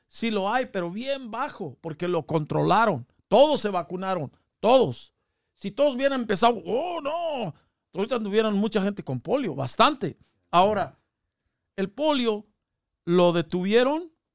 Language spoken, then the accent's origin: Spanish; Mexico; now in United States; somos bastante los mexicanos, somos una mayoría aquí en Estados Unidos